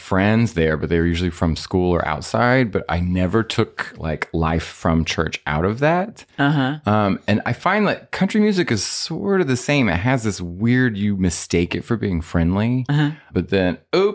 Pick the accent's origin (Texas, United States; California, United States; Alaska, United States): Texas, United States; Fort Worth; moved away as an adult; also born or lived in Austin, Texas; now in Los Angeles, United States; I'm from Fort Worth, Texas, and then Austin, Texas